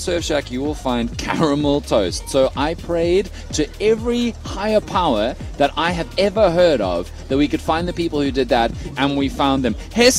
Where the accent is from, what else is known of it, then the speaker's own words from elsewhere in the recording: Cape Town, Western Cape, South Africa; I grew up in Cape Town, born and raised, right?